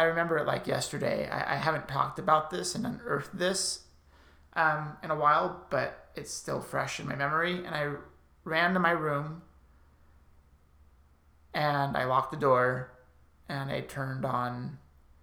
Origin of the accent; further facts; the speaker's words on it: Burbank, California, United States; I grew up in Burbank, California, born and raised